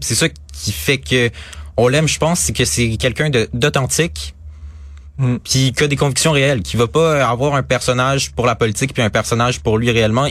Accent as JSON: {"language": "French", "region": "Quebec", "country": "Canada", "said": "en tant que Québécois"}